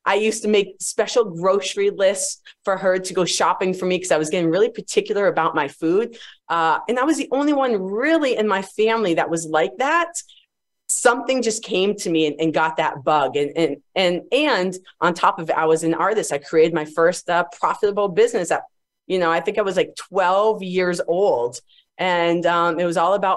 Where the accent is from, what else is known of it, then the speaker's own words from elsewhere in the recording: Agawam, Massachusetts, United States; moved away as an adult; I come from Massachusetts, actually, the East Coast. I grew up in a small town called Agawam